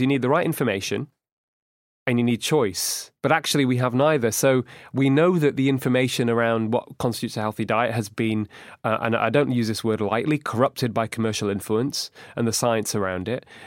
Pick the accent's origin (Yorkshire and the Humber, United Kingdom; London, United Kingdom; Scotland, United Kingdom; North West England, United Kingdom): North West England, United Kingdom; Manchester; also born or lived in Edinburgh; we grew up in Manchester and we went to the same school and same university